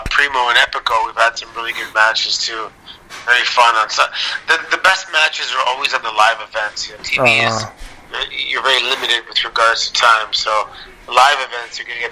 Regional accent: Toronto, Ontario, Canada; I grew up in Toronto, so we're just outside Toronto.

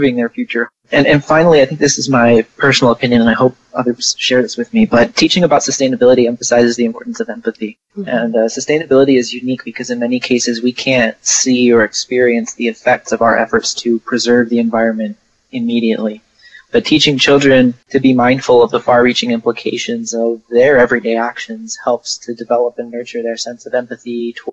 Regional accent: Portland, Oregon, United States; moved away as an adult; also born or lived in San Antonio, Texas; now in Houston, United States; I grew up in Portland, Oregon, and then I moved to San Antonio

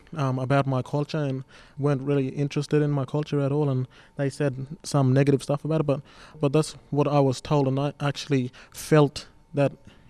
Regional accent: Doomadgee, Queensland, Australia; moved away; I am from Dumaji and I am 18 years old. I came from a remote community

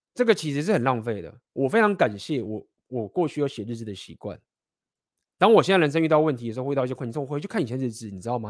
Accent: Taiwan; 台，台湾在亚洲这些文化，我们是非常地集体主义嘛

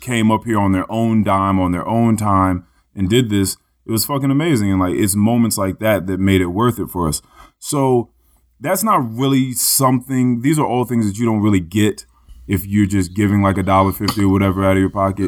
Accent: Manassas, Virginia, United States; I'm from Manassas. It's like, oh, is it Virginia? It's like, yeah, out Northern Virginia

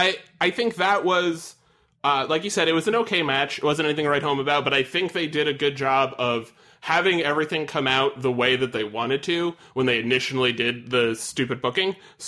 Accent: Long Island, New York, United States; I'm from Long Island

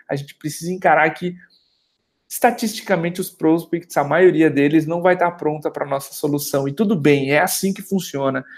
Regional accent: Brazil; Como brasileiros

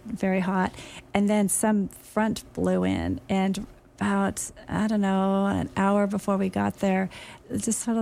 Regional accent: Los Angeles, California, United States; I'm from LA, and my parents met in Pasadena

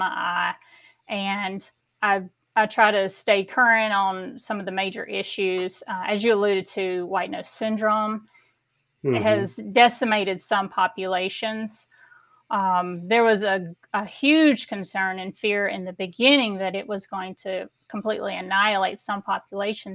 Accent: Southwest Georgia, United States; I grew up in Southwest Georgia, and I grew up on a farm

